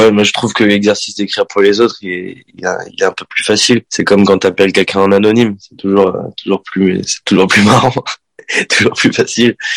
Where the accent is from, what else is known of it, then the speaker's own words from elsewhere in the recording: Sarlat, Nouvelle-Aquitaine, France; moi je suis né dans le sud-ouest de la France, donc je suis, je viens du Périgord.